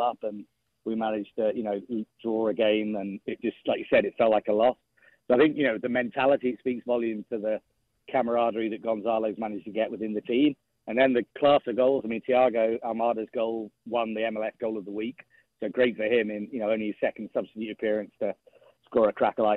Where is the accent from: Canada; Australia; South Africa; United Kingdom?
United Kingdom; England; moved away; as an Englishman